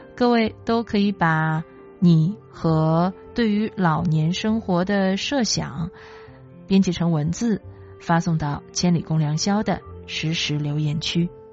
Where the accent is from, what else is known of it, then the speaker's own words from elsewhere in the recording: Chifeng, Inner Mongolia, China; now in Beijing, China; 从小就在中国的东北部长大，所以对于冬天时候下雪，其实我个人是有执念的